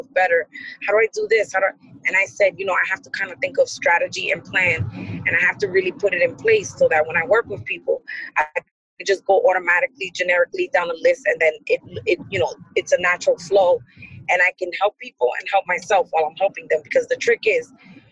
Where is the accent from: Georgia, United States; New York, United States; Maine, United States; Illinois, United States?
New York, United States; now in Paterson, United States; I grew up in New York, but I live in Patterson.